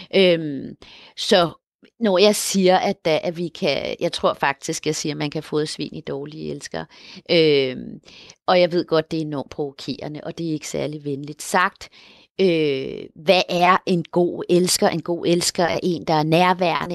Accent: Colombia; also born or lived in Denmark; i Colombia, hvor jeg kommer fra

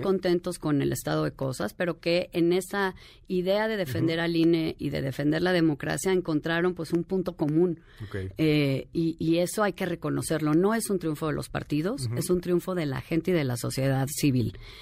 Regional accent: Mexico; vivimos las mujeres de México

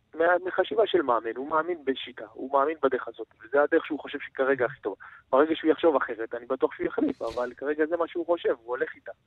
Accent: Israel

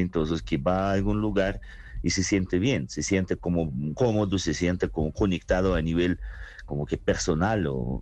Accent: Saratov, Saratov Oblast, Russia; Spanish is a second language; moved away as an adult; also born or lived in Berlin, Germany; now in Tunja, Colombia; yo nací en Rusia y viví allá mi juventud, pero la vida adulta me la pasé en Alemania

